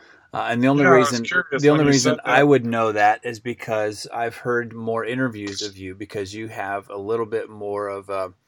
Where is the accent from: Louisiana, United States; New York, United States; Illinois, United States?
Illinois, United States; Pawnee; moved away as an adult; also born or lived in Springfield, Illinois; now in Nashville, United States; We're both from Illinois. I am from Central Illinois. I was born in Springfield and then moved to Pawnee, just south of Springfield.